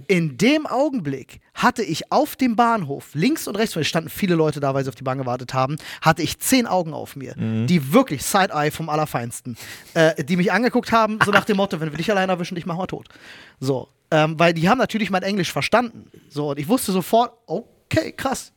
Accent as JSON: {"language": "German", "country": "Germany", "said": "als Deutscher"}